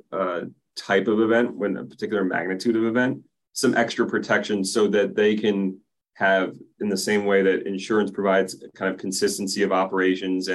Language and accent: English; Silver Spring, Maryland, United States; I grew up in Silver Spring, Maryland, just outside of DC